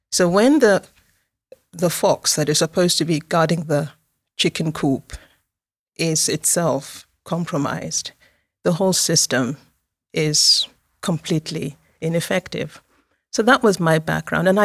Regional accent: Nigeria; also born or lived in Moscow, Russia; I was born in Moscow, in the US, former USSR. My parents were diplomats. I um, lived everywhere, and um, finally went to uh, the final years of my secondary school and university in Nigeria.

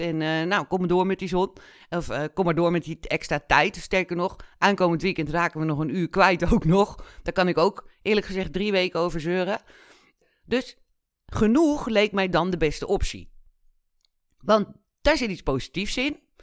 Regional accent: Netherlands; also born or lived in Kenya; ik ben in Kenia geboren. We zijn met, toen ik anderhalf was, zijn we teruggekomen naar Nederland.

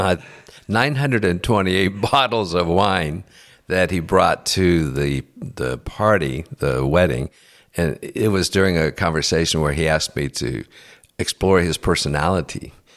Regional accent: United States; I'm an American

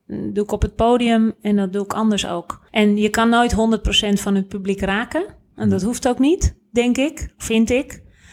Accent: Netherlands; wij zijn als Nederlanders

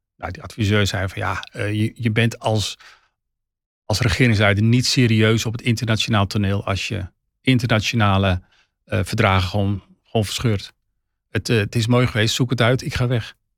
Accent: Netherlands; wij als Nederlanders

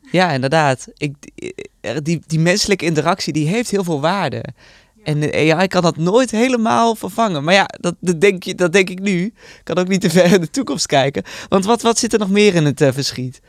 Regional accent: Netherlands; ben ik toch een echte Nederlander

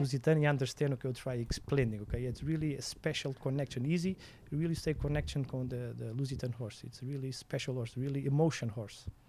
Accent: Portugal; English is a second language; I'm from Samarcorreia. It's a, a, small village in Portugal

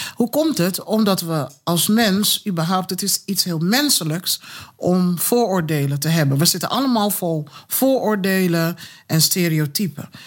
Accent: Kumasi, Ashanti, Ghana; now in Netherlands; geboren in Kumasi

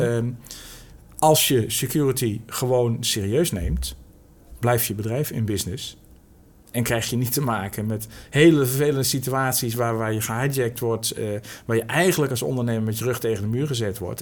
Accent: Netherlands; we als Nederlanders

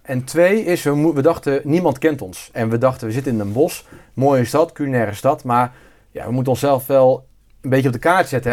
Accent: near Bergen op Zoom, North Brabant, Netherlands; also born or lived in Zeeland; now in North Brabant, Netherlands; origineel ben ik Zeeuw. Dus ik ben import-Brabander. Ik kom uit de buurt van uh, Bermzoom. Daar ben ik ieder geval opgegroeid.

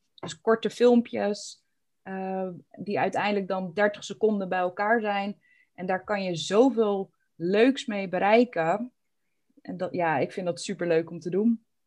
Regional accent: Alphen aan den Rijn, South Holland, Netherlands; ik ben echt geboren en getogen in Al van der Rijn

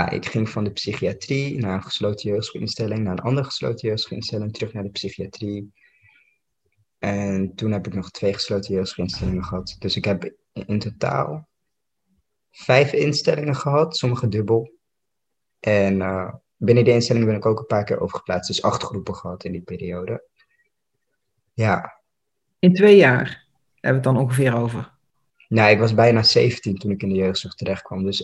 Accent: Amsterdam, North Holland, Netherlands; Ik kwam uit Noord, dit was Amsterdam-West. Ik kende helemaal niemand.

